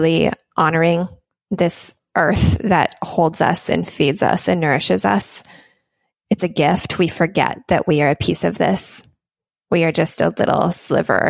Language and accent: English; Minnesota, United States; moved away; my home state of Minnesota